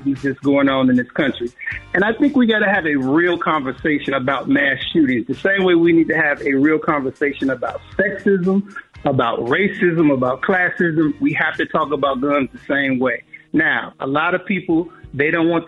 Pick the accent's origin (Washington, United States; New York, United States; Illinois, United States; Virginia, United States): Illinois, United States; Chicago; I grew up in Chicago